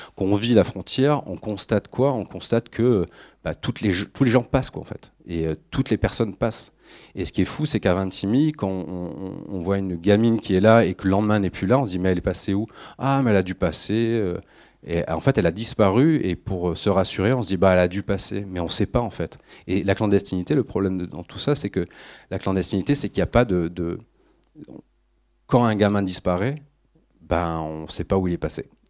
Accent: France; je suis français

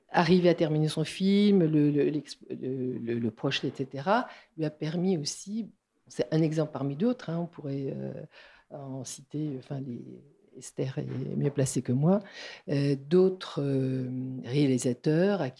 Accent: Strasbourg, Grand Est, France; now in Toulouse, France; je suis de Strasbourg arrivée à Toulouse au, Ciné Latino que j'ai que j'ai jamais quitté

